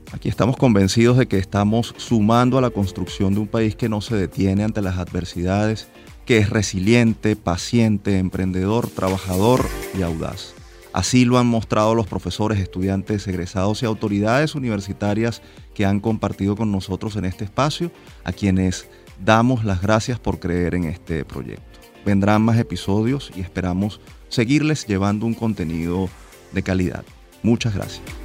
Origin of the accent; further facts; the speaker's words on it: Venezuela; nos sentimos muy orgullosos como venezolanos